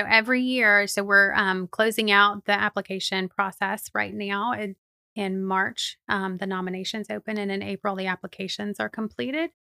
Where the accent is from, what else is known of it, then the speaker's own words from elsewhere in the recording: Plant City, Florida, United States; also born or lived in Lakeland; I am a native Floridian, which is a strange thing, I think, sometimes, but I was, um, born and raised in Plant City